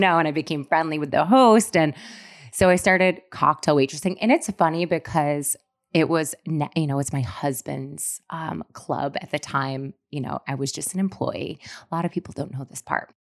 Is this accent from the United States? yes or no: yes; Syracuse, New York, United States; moved away as an adult; now in New York City, United States; when I was living in Syracuse where I grew up